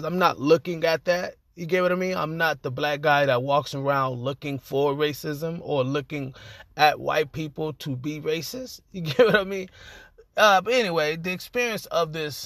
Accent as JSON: {"language": "English", "town": "Los Angeles", "region": "California", "country": "United States", "said": "I am from Los Angeles, California"}